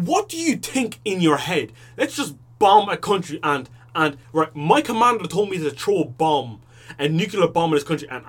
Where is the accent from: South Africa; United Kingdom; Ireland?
Ireland; my parents are from Africa but I was born in Ireland.